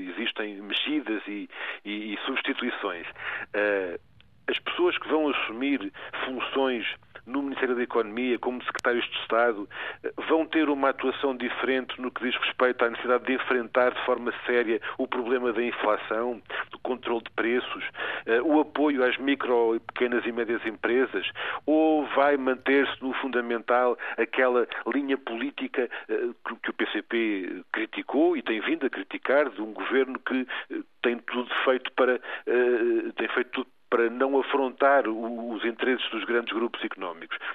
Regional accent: Portugal; nós todos, como portugueses

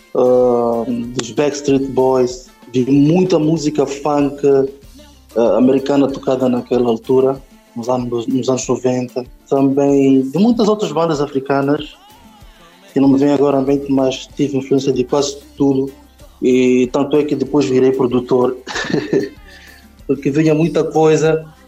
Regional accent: Nampula, Mozambique; now in Maputo, Mozambique; Eu nasci em Nampula, mas depois fomos morar para Namela, um distrito do, lá, lá da Zona Norte, de Nampula

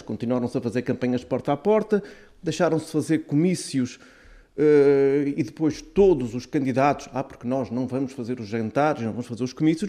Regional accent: Azores, Portugal; nós, como açorianos e autonomistas

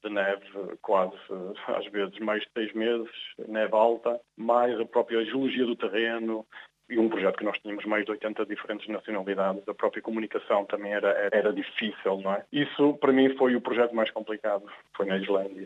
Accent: Porto, Norte, Portugal; moved away as an adult; also born or lived in Norway / Australia / Brazil / Italy; now in New Zealand; o Porto para mim teve um significado especial porque foi a cidade onde eu nasci, onde eu estudei e iniciei a atividade profissional

